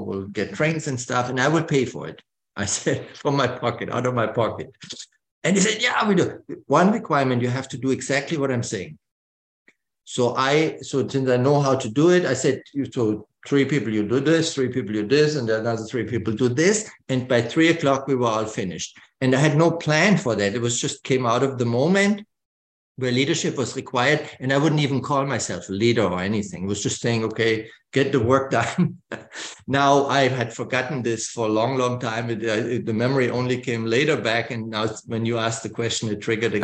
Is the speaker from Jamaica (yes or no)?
no; Germany; I grew up in West Germany, about 20 miles to the border to East Germany